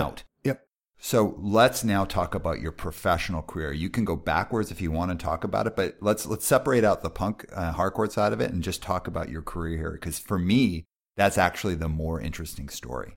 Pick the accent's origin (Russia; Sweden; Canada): Canada; Calgary, Alberta; I grew up in Calgary.